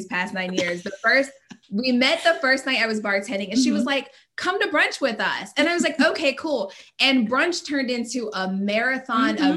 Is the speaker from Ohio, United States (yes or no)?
no; Charlotte, North Carolina, United States; I'm originally from Charlotte